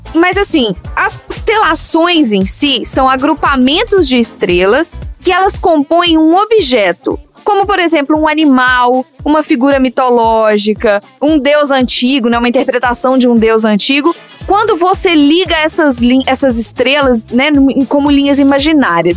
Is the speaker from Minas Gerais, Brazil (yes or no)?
yes; Minas Gerais, Brazil; como boa mineira que sou